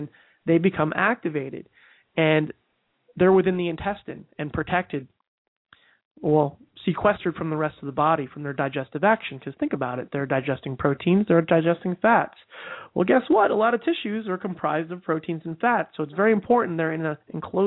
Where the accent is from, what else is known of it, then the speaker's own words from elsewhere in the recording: New Jersey, United States; I'm from New Jersey